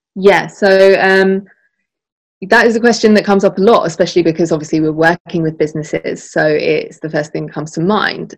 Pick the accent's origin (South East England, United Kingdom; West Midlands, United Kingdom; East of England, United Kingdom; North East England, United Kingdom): East of England, United Kingdom; Essex; my hometown in essex